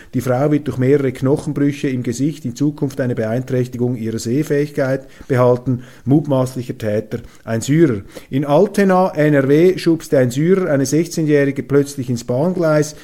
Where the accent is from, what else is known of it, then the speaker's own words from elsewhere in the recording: Switzerland; accent: Swiss; als Schweizer ähm, in hochdeutscher Sprache mit schweizerischem Akzent